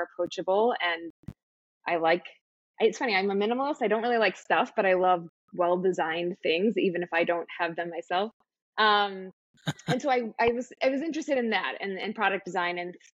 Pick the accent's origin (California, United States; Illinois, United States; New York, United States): Illinois, United States; Lincolnwood; I grew up outside Chicago, a suburb called Lincolnwood, just outside the city.